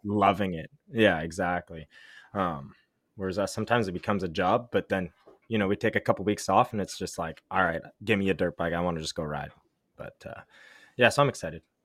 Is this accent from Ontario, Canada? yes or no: yes; Ottawa, Ontario, Canada; I grew up in Ottawa